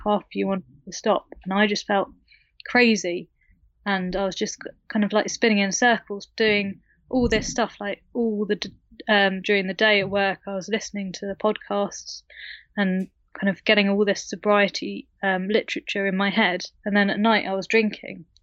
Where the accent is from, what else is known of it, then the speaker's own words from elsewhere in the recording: United Kingdom; I live in the U K, as you can tell by my accent.